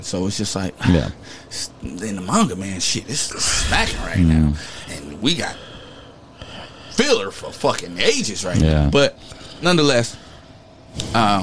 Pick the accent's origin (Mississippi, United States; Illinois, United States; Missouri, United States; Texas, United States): Illinois, United States; Chicago; I'm from the South Side of Chicago